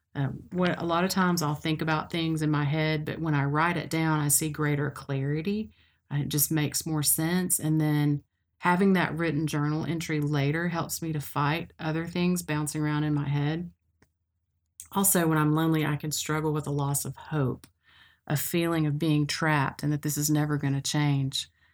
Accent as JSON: {"language": "English", "town": "Cookeville", "region": "Tennessee", "country": "United States", "tie": "born or raised there", "moved": "as an adult", "lives_now": "Knoxville, United States", "said": "I grew up in Cookville in Middle Tennessee, and I came to Knoxville to go to school at U T"}